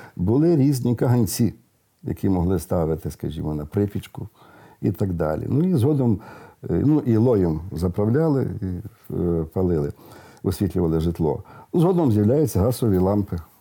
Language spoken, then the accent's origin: Ukrainian; Western Ukraine, Ukraine; в деяких місцевостях у нас на заході